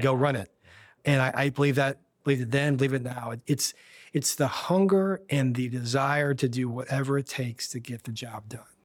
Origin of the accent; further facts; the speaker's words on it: Kansas City, United States; moved away as an adult; now in Washington, D.C., United States; I grew up in Kansas City